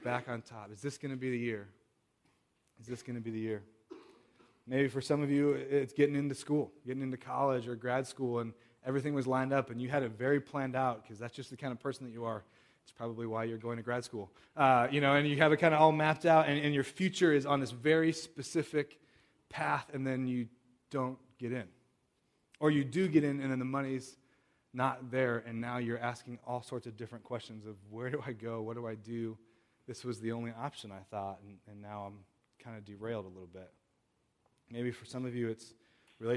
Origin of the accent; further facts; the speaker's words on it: Southern California, United States; now in Chicago, United States; I grew up in Southern California